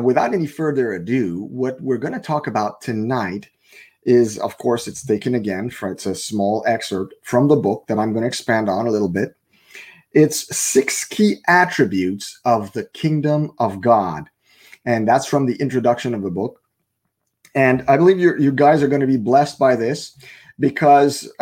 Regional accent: Canada; first language French; English is a second language; I'm a French Canadian. So my main language is French

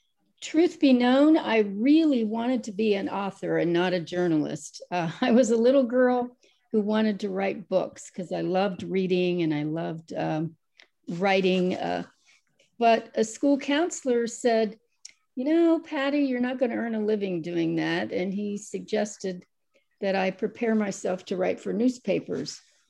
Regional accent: Ohio, United States; I started working for a weekly newspaper in my hometown in Ohio.

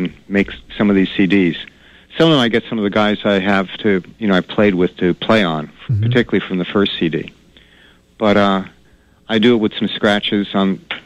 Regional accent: New York, United States; also born or lived in Denver; now in Maine, United States; I grew up in New York

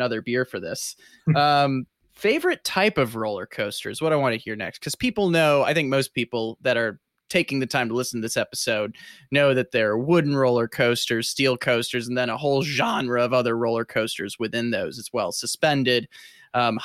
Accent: Midwest, United States; growing up in the Midwest

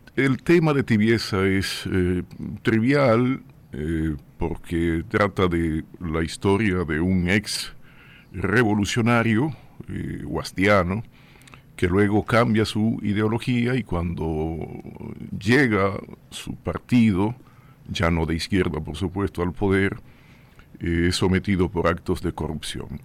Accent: Puerto Plata, Dominican Republic; moved away as an adult; also born or lived in Santo Domingo; en mi pueblo, en Puerto Plata, lo que hice fue sobre todo deporte

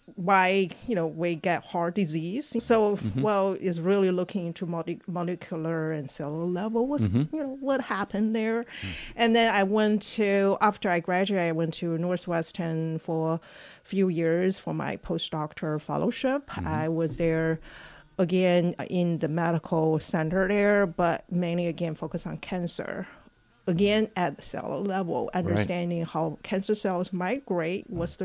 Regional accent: China; moved away as an adult; also born or lived in Shanghai; now in St. Louis, United States; I came here from China back in 1990.

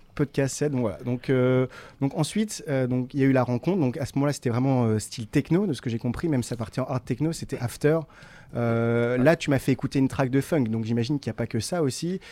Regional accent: Tourcoing, Hauts-de-France, France; je suis né, suis à Tourcoing

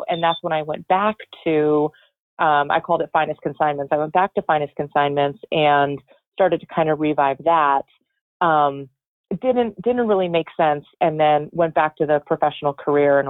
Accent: Connecticut, United States; I am from Connecticut. I'm in Florida visiting my parents.

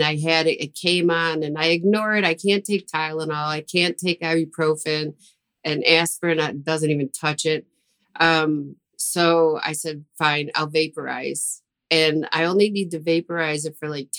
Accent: Buffalo, New York, United States; I'm from Buffalo

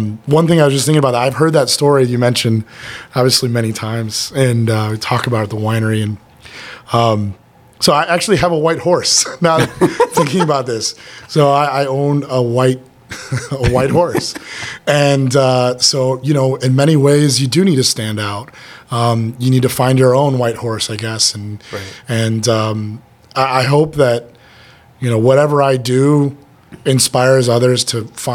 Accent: Chicago, Illinois, United States; I'm from Chicago

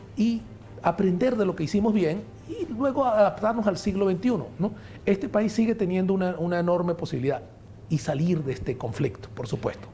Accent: Venezuela; somos venezolanos

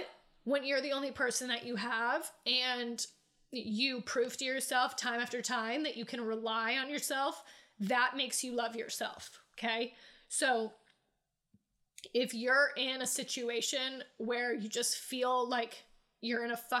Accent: New England, United States; moved away as an adult; also born or lived in Myrtle Beach, South Carolina; I grew up in New England

